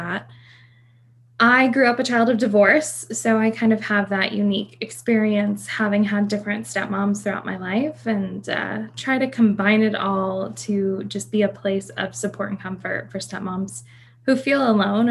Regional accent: Texas, United States; I am from Texas.

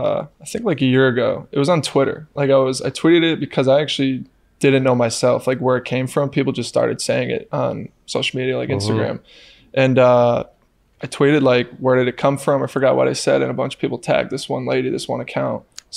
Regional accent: New York, United States; now in Sacramento, United States; it just felt like I'm from New York, upstate New York, so mm-hmm. it's complete opposite side of the country.

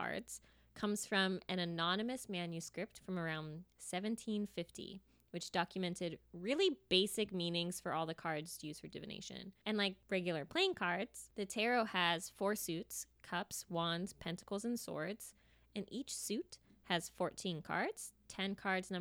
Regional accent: United States; accent: American; my American accent

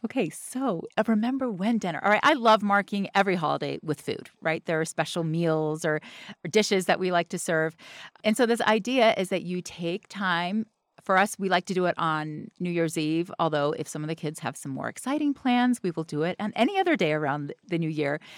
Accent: the South, United States; I'm from the South

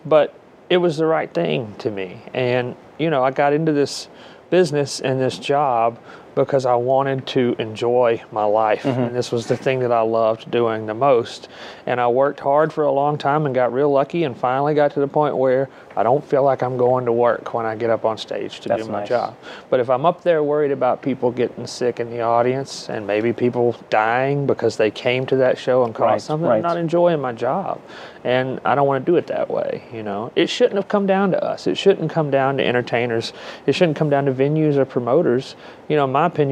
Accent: near Muscle Shoals, North Alabama, United States; we're from Alabama, and sometimes we mispronounce some things. I mean, the town where I grew up, the closest city was Muscle Shoals

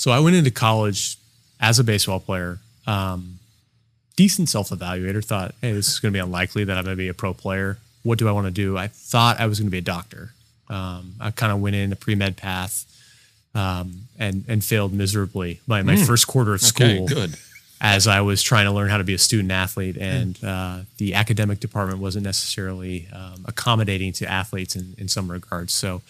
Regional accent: Alameda, California, United States; moved away; I'm originally from Alameda. I was born there. That's where my family's from, which is right across from San Francisco Bay.

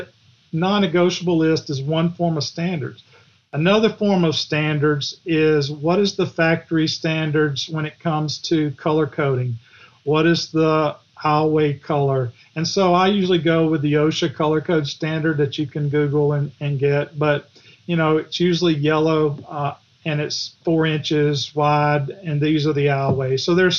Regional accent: the South, United States; Of course, I'm from the South, so every chapter's got a Southern title.

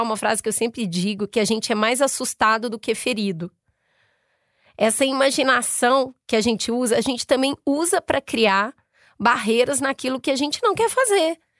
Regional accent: Belo Horizonte, Minas Gerais, Brazil; Eu sou de Belo Horizonte

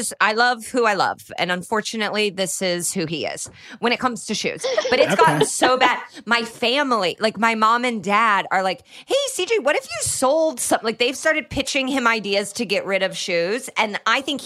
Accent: Indiana, United States; growing up in Indiana

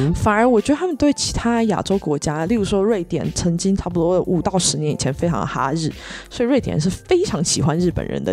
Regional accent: Taiwan; moved away as an adult; now in Sweden; 我是台湾人

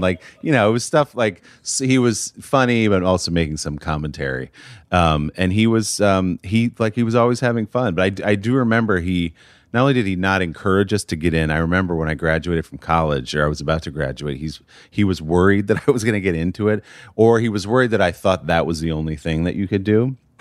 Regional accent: New Jersey, United States; also born or lived in Chicago / New York City; now in New York, United States; when I was five, we moved to New Jersey

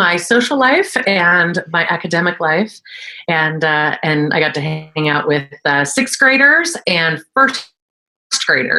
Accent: Burlingame, California, United States; I was born in Burlingame, California. And I tell people, I lived there before it was rich.

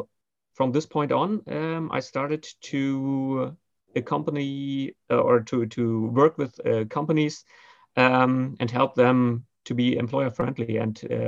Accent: Berlin, Germany; I'm more the traditional Berlin-raised person

